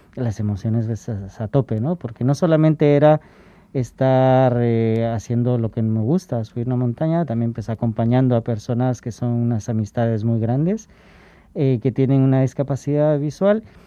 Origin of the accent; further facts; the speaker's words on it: Guatemala; moved away as an adult; now in Spain; De donde soy originario